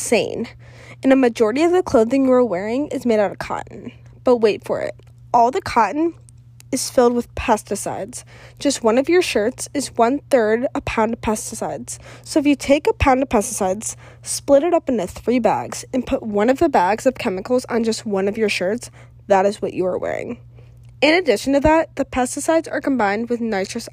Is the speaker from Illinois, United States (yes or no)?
no; Cleveland, Ohio, United States; also born or lived in Elon University, North Carolina; I am from Cleveland, Ohio.